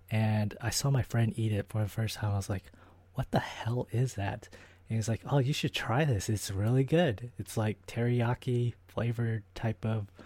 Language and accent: English; Japan; I, I remember growing up in Japan, like I went to a candy store